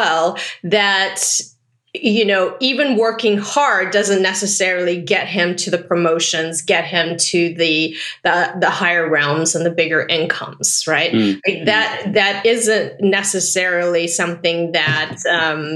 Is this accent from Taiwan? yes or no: yes; Taipei, Taiwan; now in Pasadena, United States; I was born in Taipei, Taiwan